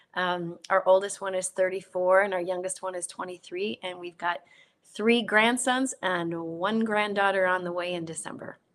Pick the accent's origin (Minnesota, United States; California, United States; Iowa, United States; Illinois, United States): Minnesota, United States; South Saint Paul; I was born and raised in South Saint Paul, Minnesota